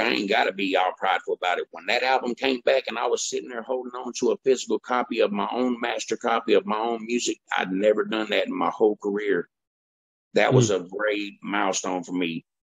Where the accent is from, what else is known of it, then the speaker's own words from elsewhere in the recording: Woodbine, United States; my hometown Woodbine